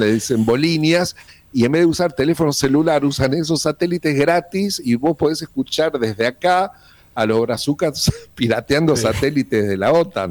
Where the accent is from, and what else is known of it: Argentina